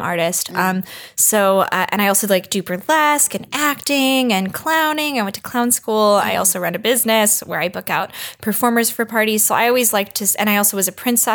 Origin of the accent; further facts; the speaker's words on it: Portland, Oregon, United States; also born or lived in San Francisco; now in Los Angeles, United States; I grew up in Portland, Oregon, which I've been told is a weird place. And I realize it is now that I live in LA.